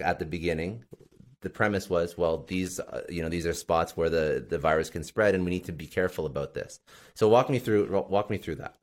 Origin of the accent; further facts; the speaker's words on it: Canada; I'm actually Canadian